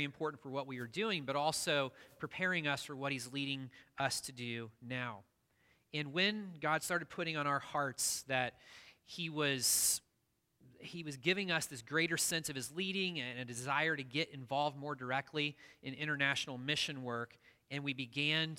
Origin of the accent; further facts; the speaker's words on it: Midwest, United States; where I grew up in the Midwest